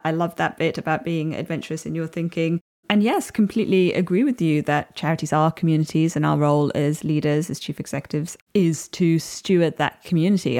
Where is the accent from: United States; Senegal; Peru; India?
India; Chennai, Tamil Nadu; moved away; I grew up in India, and although it was in the big city of Chennai